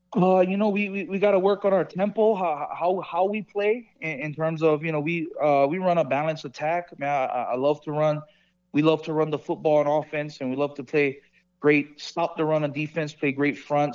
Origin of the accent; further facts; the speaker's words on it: Hawaii, United States; moved away as an adult; now in Las Vegas, United States; I'm from Hawaii